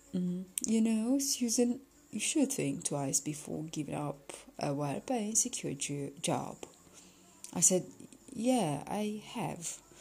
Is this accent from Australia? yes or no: no; Beckenham, London, United Kingdom; I was from Beckenham